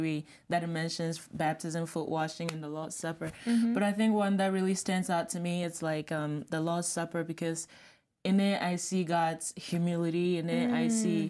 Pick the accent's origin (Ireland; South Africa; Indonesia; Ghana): Ghana; I'm from Ghana